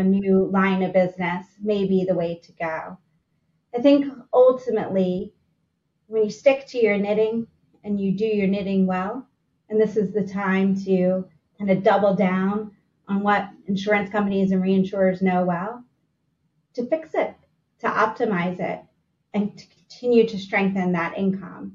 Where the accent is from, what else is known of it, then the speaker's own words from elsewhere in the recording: Philadelphia, Pennsylvania, United States; As a Philadelphian